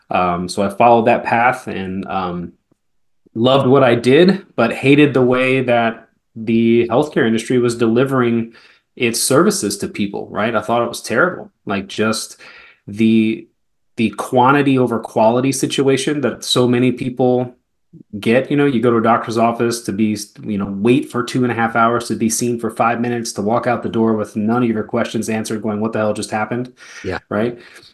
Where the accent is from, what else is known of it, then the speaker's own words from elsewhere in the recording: Germany; also born or lived in Spain / Atlanta, United States; now in United States; So I spent a lot of time in Europe. I grew up in Germany and in Spain for probably half of the first 15, 16 years of my life before, you know, settling in the greater Atlanta area and then now Florida.